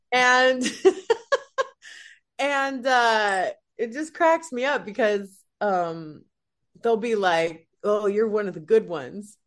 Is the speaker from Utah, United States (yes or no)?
yes; Salt Lake City, Utah, United States; moved away as an adult; now in Los Angeles, United States; originally from Salt Lake City, Utah